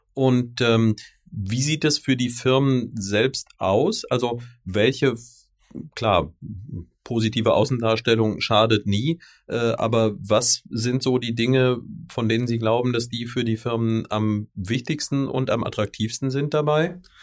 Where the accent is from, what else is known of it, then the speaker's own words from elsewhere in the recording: Rhineland, Germany; als ebenfalls Rheinländer